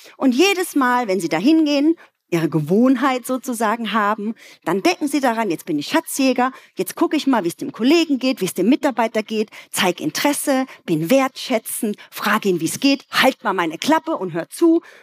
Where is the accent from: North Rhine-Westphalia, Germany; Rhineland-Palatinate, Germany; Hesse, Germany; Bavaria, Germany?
Rhineland-Palatinate, Germany; Ludwigshafen; Ich komme aus einer Arbeiterfamilie aus Ludwigshafen